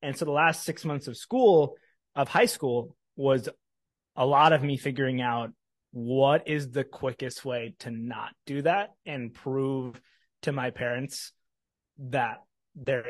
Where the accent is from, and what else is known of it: Mustang, Oklahoma, United States; born or raised there; moved away